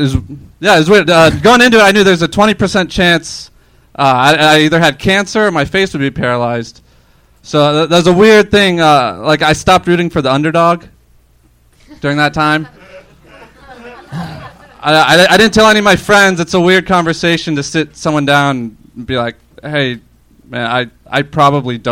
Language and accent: English; Orlando, Florida, United States; Florida, Orlando, Florida